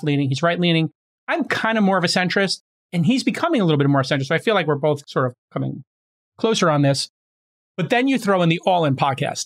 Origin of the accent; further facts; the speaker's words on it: New York City, New York, United States; I grew up in Brooklyn where we break